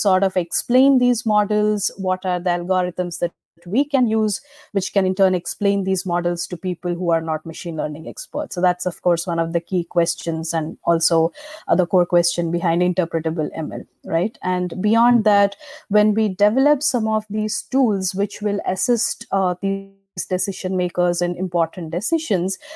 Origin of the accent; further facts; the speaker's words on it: India; moved away as an adult; now in United States; I come from India. I moved to the United States for my PhD in 2012. I have been working in machine learning since I was a student in India.